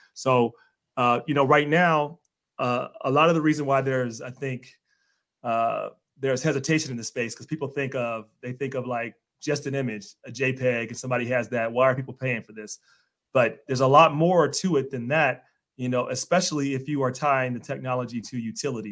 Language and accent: English; Cincinnati, Ohio, United States; I'm from Cincinnati